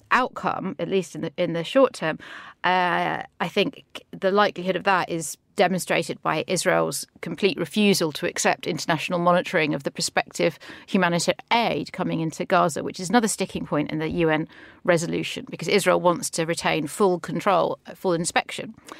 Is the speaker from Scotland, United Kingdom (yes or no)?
no; London, United Kingdom; as a Londoner